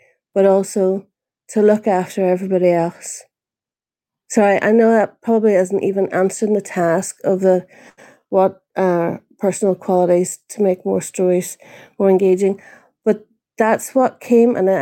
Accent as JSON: {"language": "English", "region": "Northern Ireland", "country": "United Kingdom", "moved": "yes", "lives_now": "New Zealand", "said": "I'm originally from Northern Ireland, and I came to New Zealand"}